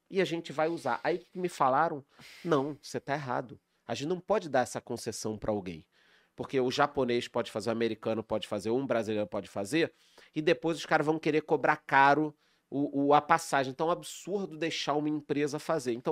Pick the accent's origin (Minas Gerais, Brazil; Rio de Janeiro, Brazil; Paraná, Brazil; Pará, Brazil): Rio de Janeiro, Brazil; eu sou carioca, você é carioca também.